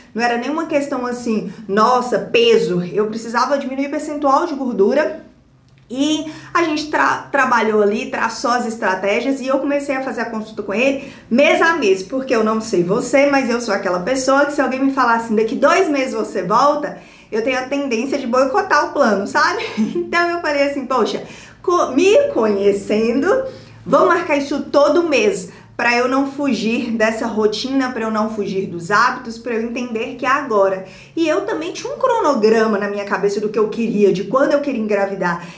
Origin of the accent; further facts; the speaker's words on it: Montes Claros, Minas Gerais, Brazil; moved away as an adult; da minha cidade natal, que é Montes Claros, a minha cidade natal